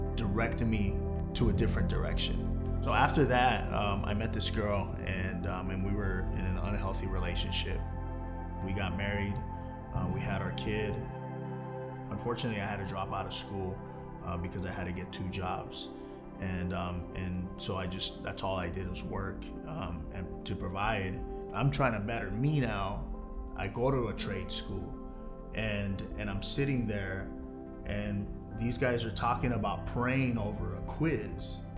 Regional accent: Los Angeles, California, United States; I'm from Los Angeles, California. I was born in Queen of Angels

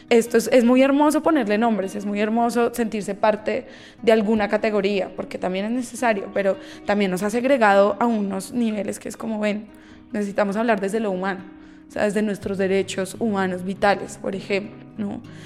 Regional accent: Colombia; no solo como colombianas, sino como latinoamericanas

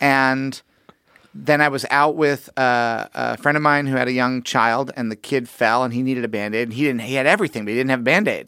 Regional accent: Missouri, United States; I'm from Missouri

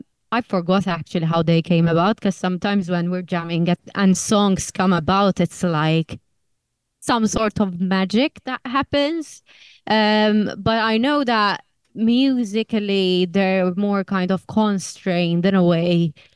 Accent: Malta; now in United Kingdom; that's kind of us three, Leanne, me and Leona, finding our feet as immigrants in the UK because we're originally from Malta.

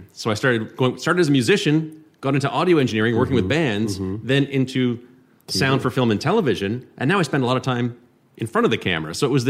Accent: Gatineau, Quebec, Canada; moved away as an adult; also born or lived in Toronto; I grew up in Hull, Quebec, just across the river there, where Ottawa goes to party.

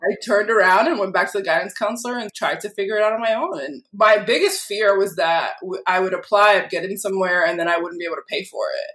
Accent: Lynn, Massachusetts, United States; also born or lived in Peabody, Massachusetts; I grew up in Lynn

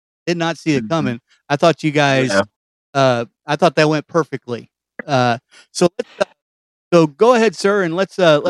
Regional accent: Kentucky, United States; I was the guy from Kentucky

